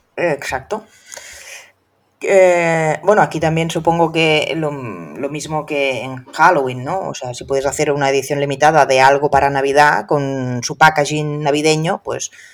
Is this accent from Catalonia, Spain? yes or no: yes; Catalonia, Spain; soy catalana